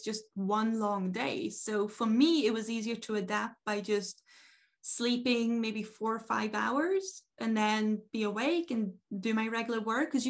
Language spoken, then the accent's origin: English; Norway; now in Svalbard, Norway; I'm used to growing up in Norway